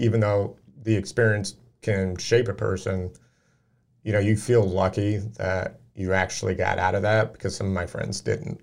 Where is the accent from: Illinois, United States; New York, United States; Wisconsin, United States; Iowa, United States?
Illinois, United States; Peoria; moved away; I moved away from Peoria